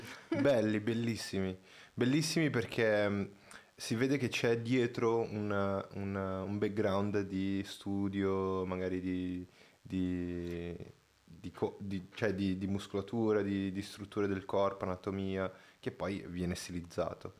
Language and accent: Italian; Brazil; moved away; io sono brasiliano